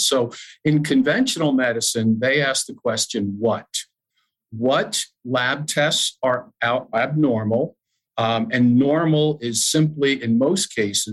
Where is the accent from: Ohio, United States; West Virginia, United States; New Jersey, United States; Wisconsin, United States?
New Jersey, United States; Madison; I was the fitness director at my hometown YMCA in Madison, New Jersey